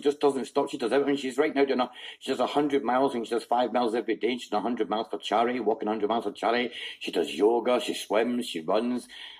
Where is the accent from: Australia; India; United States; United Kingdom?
United Kingdom; Scotland; I'm Scottish.